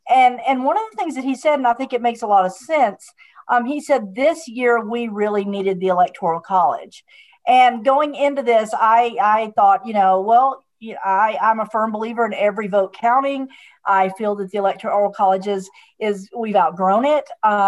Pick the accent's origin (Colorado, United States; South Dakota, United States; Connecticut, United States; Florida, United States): Connecticut, United States; So, the folks here are in my hometown, in my state central district, all the 1 million plus voters in Connecticut who voted Biden-Harris.